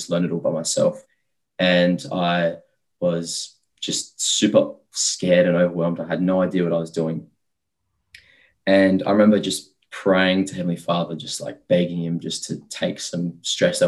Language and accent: English; Australia; I'm Australian. Like, it's just easy for me because, you know, I'm a local.